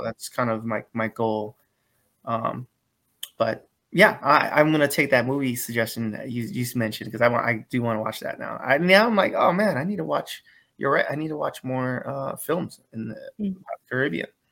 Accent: San Diego, California, United States; I'm from San Diego, California

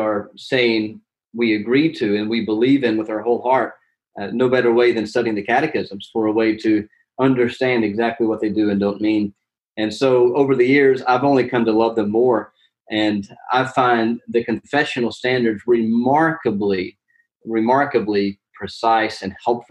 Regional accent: Alabama, United States; moved away as an adult; also born or lived in Orlando, Florida / Edinburgh, Scotland; now in Philadelphia, United States; I'm from Alabama, and I went to college in Birmingham at Samford University

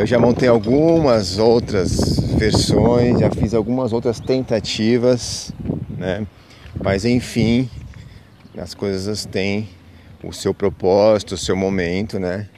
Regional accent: São Paulo, Brazil; now in Peruíbe, Brazil; eu sou de São Paulo, capital. Hoje moro, atualmente eu estou na, na Baixa da Santista, numa cidade chamada Peruíbe.

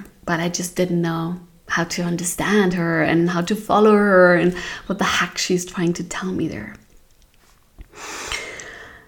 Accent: Hamburg, Germany; now in Portugal; I was born in Hamburg, in a beautiful town, city in Germany

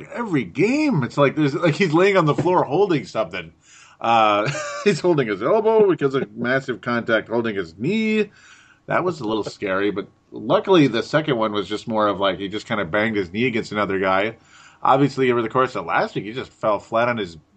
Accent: Minnesota, United States; I'm the Minnesotan

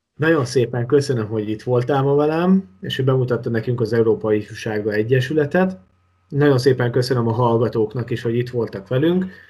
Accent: Hungary; én magyarként

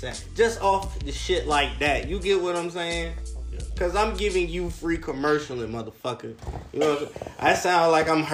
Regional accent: Tarboro, North Carolina, United States; moved away; I'm originally from Tarboro, North Carolina

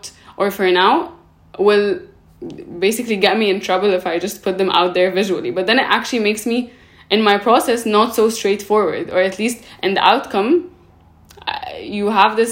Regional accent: Cairo, Cairo Governorate, Egypt; born or raised there; also born or lived in Paris

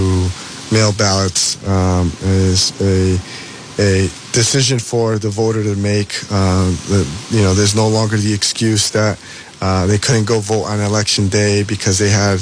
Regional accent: Central Falls, Rhode Island, United States; I'm a lifelong Rhode Islander, born and raised in Central Falls

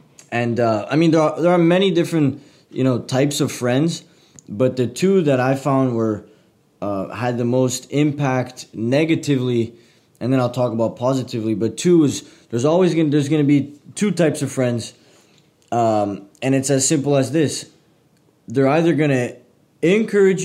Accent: Montreal, Quebec, Canada; I'm originally from Montreal, Canada

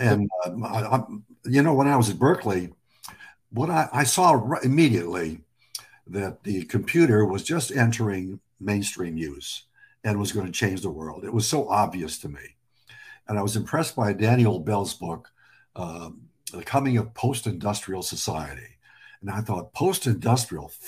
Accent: Lebanon; now in United States; I'm an American immigrant. I was born in Lebanon.

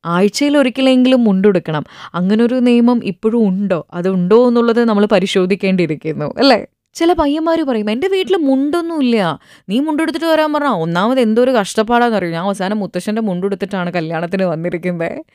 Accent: Malayali, Kerala, India; ഞാനൊരു മലയാളിയാണ്

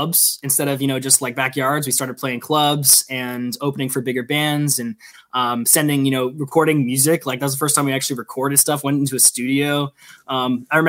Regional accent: Silver Spring, Maryland, United States; also born or lived in Washington, D.C.; I'm from Maryland, a not so small town called Silver Spring, Maryland

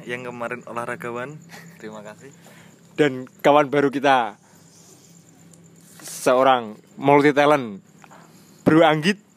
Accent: Bojonegoro, East Java, Indonesia; saya warga asli Bojonegoro

